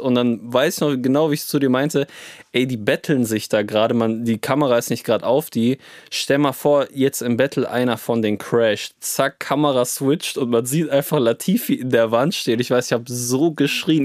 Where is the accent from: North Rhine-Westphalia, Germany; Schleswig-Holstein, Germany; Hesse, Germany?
North Rhine-Westphalia, Germany; Cologne; wir kommen aus Köln, also sind sehr nah zum Nürburgring